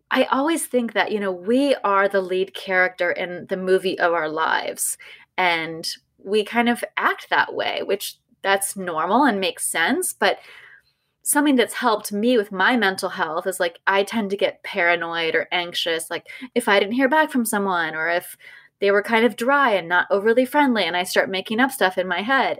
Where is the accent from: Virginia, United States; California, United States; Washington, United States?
California, United States; growing up in California